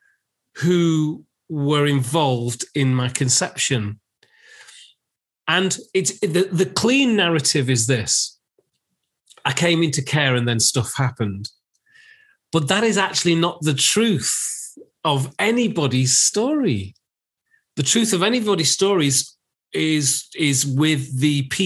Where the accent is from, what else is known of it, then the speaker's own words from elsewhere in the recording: Lancashire, North West England, United Kingdom; also born or lived in Manchester / London; I'm actually from Lancashire. So I wasn't brought up in Manchester. I was brought up in the villages of Lancashire